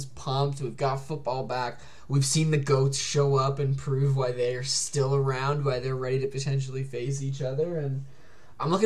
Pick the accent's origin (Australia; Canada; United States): Canada; a Canadian basketball fan